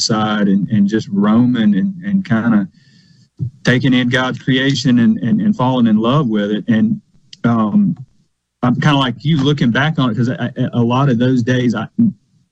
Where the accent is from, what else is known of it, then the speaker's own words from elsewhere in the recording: Lawrence County, Mississippi, United States; I grew up in Lawrence County. Out in the country